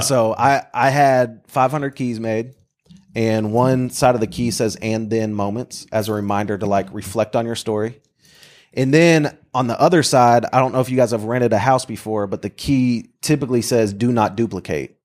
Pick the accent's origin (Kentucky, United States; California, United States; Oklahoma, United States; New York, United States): Oklahoma, United States; Bartlesville; moved away as an adult; now in Oklahoma City, United States; I grew up in Bartlesville, and then I went to the University of Oklahoma